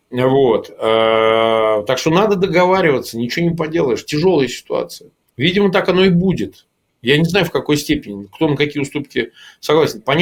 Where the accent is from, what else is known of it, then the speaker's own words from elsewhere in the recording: Russia; Ну, во-первых, я как россиянин вообще не считаю, нужно вмешиваться ни в какие выяснения.